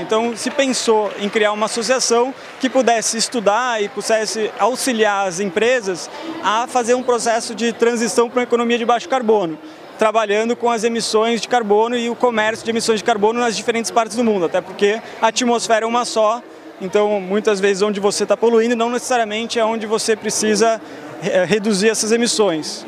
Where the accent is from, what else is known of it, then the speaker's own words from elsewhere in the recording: São Paulo, Brazil; moved away as an adult; also born or lived in Porto Alegre; now in Geneva, Switzerland; eu nasci em Porto Alegre, eu vivi a minha vida inteira praticamente em São Paulo.